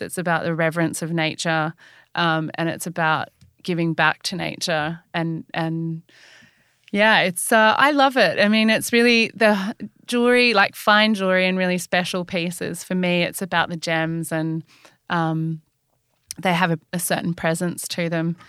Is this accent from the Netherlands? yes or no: no; Australia; I'm Australian